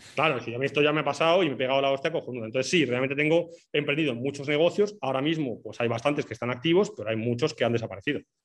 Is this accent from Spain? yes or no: yes; Basque Country, Spain; moved away as an adult; also born or lived in Portugal; now in Madeira, Portugal; soy vasco